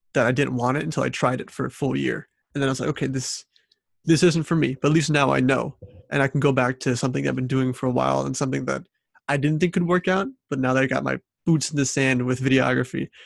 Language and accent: English; St. Louis, Missouri, United States; I grew up in St. Louis, Missouri